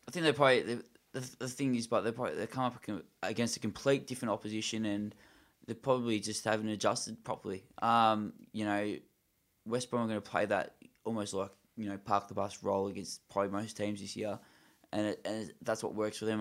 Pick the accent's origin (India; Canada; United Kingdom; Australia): Australia; I'm an Australian